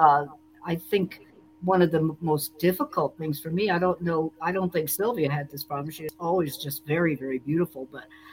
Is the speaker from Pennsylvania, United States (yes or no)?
yes; Bloomsburg, Pennsylvania, United States; moved away; also born or lived in Nashville; We grew up together in Bloomsburg